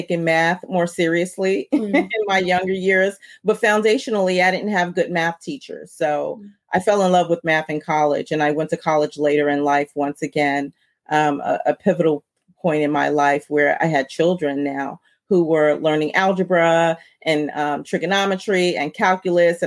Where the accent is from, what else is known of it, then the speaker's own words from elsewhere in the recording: New York City, New York, United States; growing up where I grew up in Brooklyn, New York